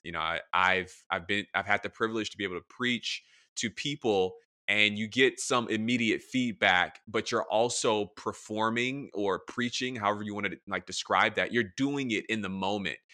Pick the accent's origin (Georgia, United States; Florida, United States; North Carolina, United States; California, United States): Georgia, United States; Atlanta; moved away as an adult; also born or lived in Tennessee / Michigan; now in Washington, D.C., United States; I'm a pastor in D C, I'm from Atlanta